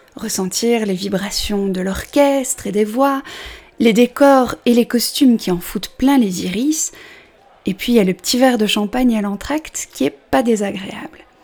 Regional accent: Belgium; je suis belge, j'assume mon 70.

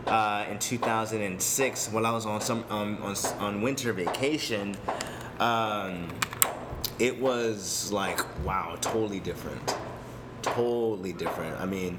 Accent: Boston, Massachusetts, United States; also born or lived in New Orleans; now in San Diego, United States; Originally, I'm from Boston, Massachusetts. I'm born in New Orleans. I was a military brat.

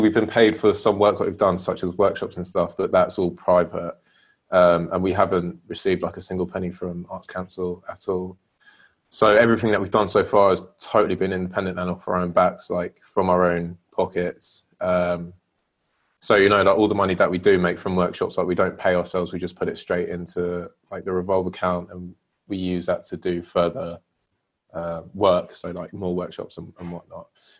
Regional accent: Slough, South East England, United Kingdom; also born or lived in Bournemouth; now in London, United Kingdom; born and raised in Slough

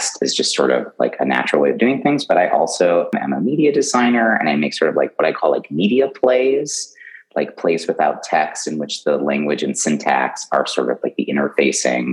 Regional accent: Chicago, Illinois, United States; now in Yonkers, United States; I'm originally from Chicago

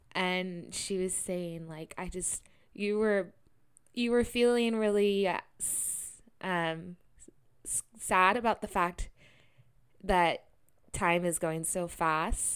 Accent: Sacramento, California, United States; born or raised there; moved away as an adult; also born or lived in Bali

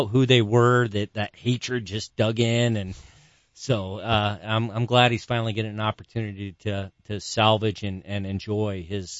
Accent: San Diego, California, United States; I grew up in San Diego.

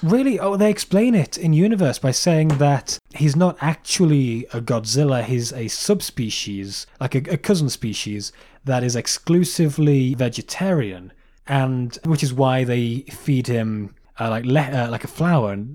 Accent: England, United Kingdom; we're English.

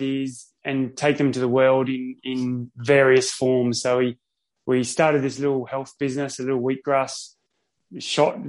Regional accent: Sydney, New South Wales, Australia; now in Noosa, Australia; I grew up in Sydney.

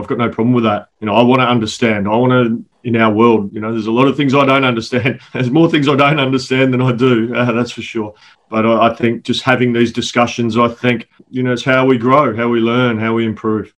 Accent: South Australia, Australia; I've got an opportunity to coach my home state, South Australia

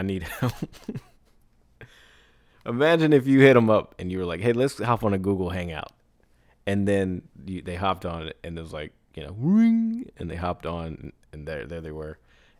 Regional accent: Ireland; I'm from Ireland, so a lot of creator funds aren't open to Irish creators.

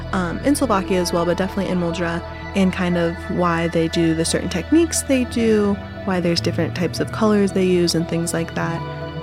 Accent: United States; moved away; I'm American

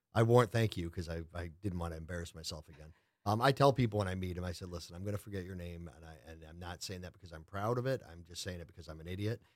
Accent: Lake Orion, Michigan, United States; moved away as an adult; I grew up in a little town in the Midwest called Lake Orion.

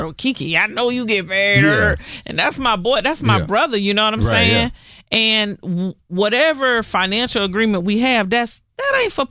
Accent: the South, United States; because I'm a Southerner.

